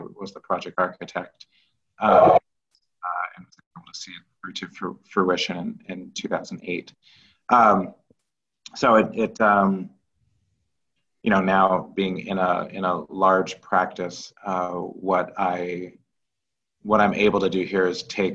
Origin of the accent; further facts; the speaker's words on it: Kirkland, Washington, United States; also born or lived in St. Louis, Missouri; I grew up as a small black child in white suburbia in Kirkland, Washington.